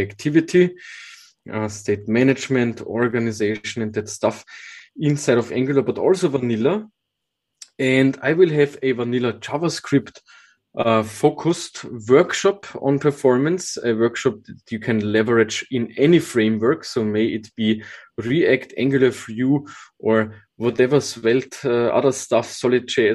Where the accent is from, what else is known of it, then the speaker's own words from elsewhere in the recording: Austria; I grew up on the countryside with not a lot of mountains. So for me, forests are the type of nature that I visited a lot when I grew up. Later on, of course, also some nice mountain trips as I come from Austria